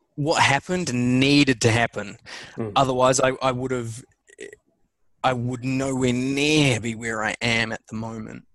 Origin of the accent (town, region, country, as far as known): New Zealand; born or raised there; also born or lived in England